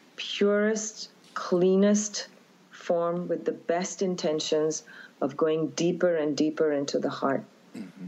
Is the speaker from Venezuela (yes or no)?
no; India; now in New York, United States; I grew up in India